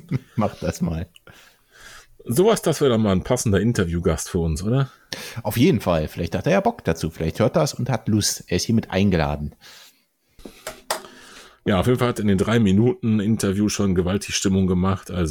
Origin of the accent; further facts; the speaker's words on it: Kassel, Hesse, Germany; auch eine Hörerin in Kassel gelaufen. Hast du das mitbekommen? Das hat mich fast am meisten gefreut in meiner Heimat.